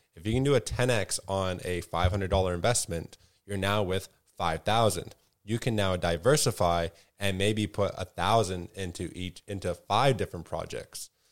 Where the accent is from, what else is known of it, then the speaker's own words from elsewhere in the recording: Canada; as a Canadian